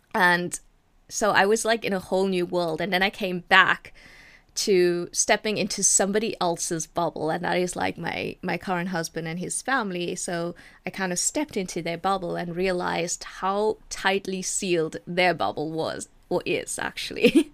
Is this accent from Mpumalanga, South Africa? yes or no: no; Durban, KwaZulu-Natal, South Africa; I was born in a small city called Durban. Uh, I was brought up in Durban. I was raised there.